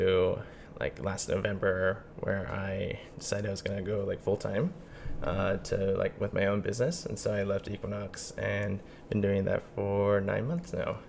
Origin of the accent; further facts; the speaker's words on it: Fairfax, Virginia, United States; I was born in Fairfax, Virginia, so about like 20 miles outside of DC.